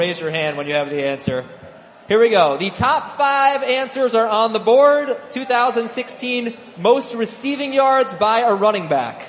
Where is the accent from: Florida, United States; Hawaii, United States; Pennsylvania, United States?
Pennsylvania, United States; Philadelphia; Yeah, we love it. Born and bred.